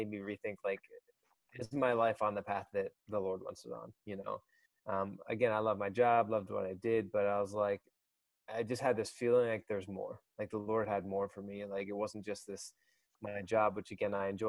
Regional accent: Harrisburg, Pennsylvania, United States; moved away as an adult; now in Georgia, United States; I grew up in central Pennsylvania, Harrisburg area.

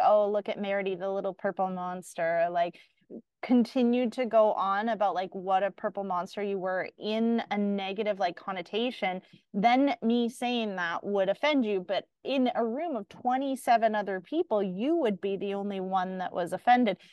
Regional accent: Canada; as a Canadian

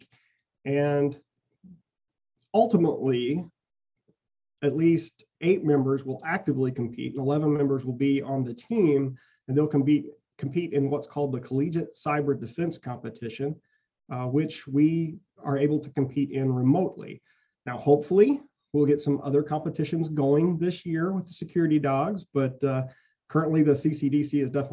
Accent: West Frankfort, Illinois, United States; our high school at West Frankfort had a really good electronics instructor

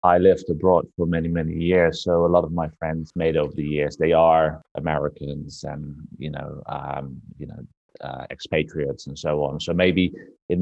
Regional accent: Netherlands; moved away as an adult; also born or lived in Hong Kong; I was born and raised in the Netherlands

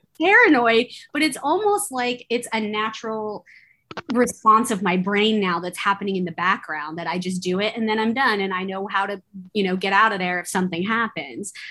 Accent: Bay Area, California, United States; growing up in the Bay Area in California

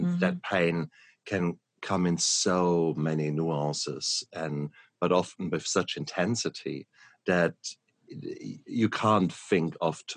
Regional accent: Germany; moved away; I come from Germany, next door to the Netherlands

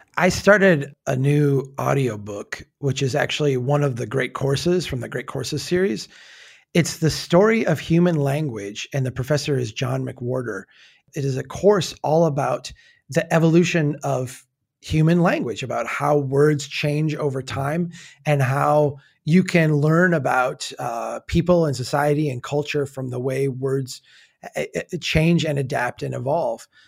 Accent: Minnesota, United States; accent: Minnesota way; as a Minnesotan who, you know, has a little bit of that in me where we talk, uh, in our Minnesota way

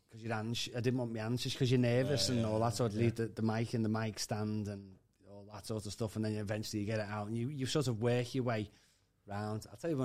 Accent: Liverpool, North West England, United Kingdom; accent: Scouse; Don't be carding me because I'm a Scouser.

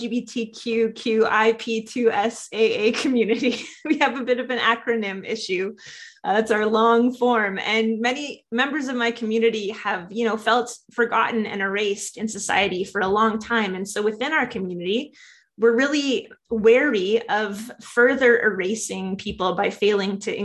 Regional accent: Saskatoon, Saskatchewan, Canada; also born or lived in Lethbridge, Alberta; I was born in Lethbridge, where my dad was a pastor for a while. And I only sadly spent the first 6 weeks of my life in Alberta before he took a job at Emmanuel Baptist in Saskatoon. And that became really my church home for most of my life.

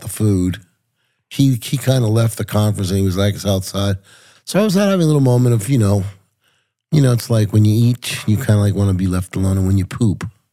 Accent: Puerto Rico; also born or lived in New York; I was born in New York. My parents were from Puerto Rico

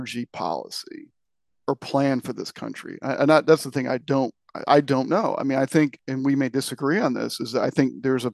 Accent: Michigan, United States; moved away; I'm originally from Michigan

